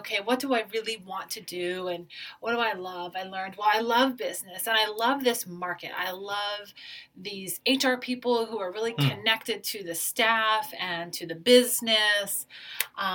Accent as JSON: {"language": "English", "region": "Maryland", "country": "United States", "also_born_or_lived": "Nebraska / Denver, Colorado / Anchorage, Alaska", "moved": "as an adult", "lives_now": "Honolulu, United States", "said": "I'm originally from Maryland"}